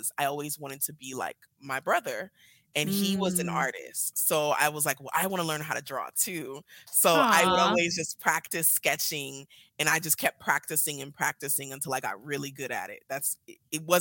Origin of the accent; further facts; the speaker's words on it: Nigeria; moved away; I'm originally from Nigeria, like you said. Beautiful. I came here a little bit after my formative years.